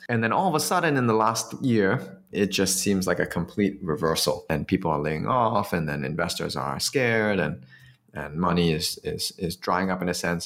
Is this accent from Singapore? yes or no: yes; Singapore; it was easier for me as a Singaporean to do it in Singapore